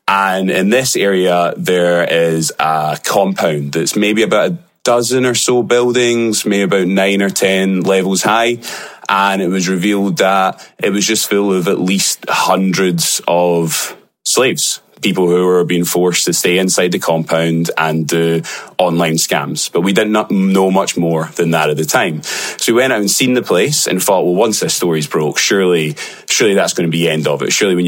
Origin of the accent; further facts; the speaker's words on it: Glasgow, Scotland, United Kingdom; accent: Glaswegian; in my Glaswegian accent